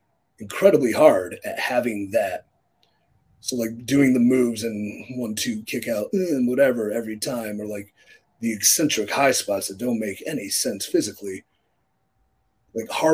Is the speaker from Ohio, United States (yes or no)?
yes; Cleveland, Ohio, United States; my hometown of Cleveland, Ohio